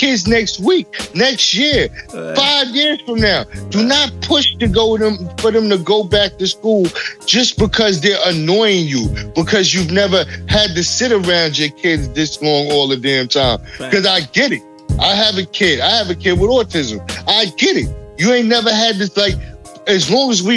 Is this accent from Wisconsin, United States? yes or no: no; New York, United States; I'm from New York